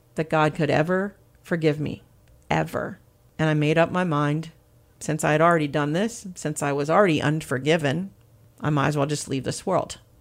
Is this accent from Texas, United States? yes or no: no; Pennsylvania, United States; moved away as an adult; also born or lived in New York; now in Seaford, Delaware, United States; I'm originally from Pennsylvania